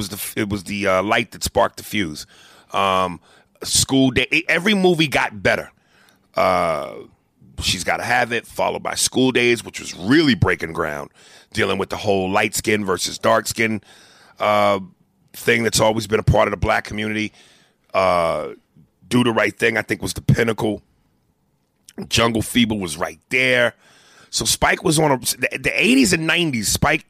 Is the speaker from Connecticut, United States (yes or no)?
no; Brooklyn, New York, United States; born there; I was born in Brooklyn.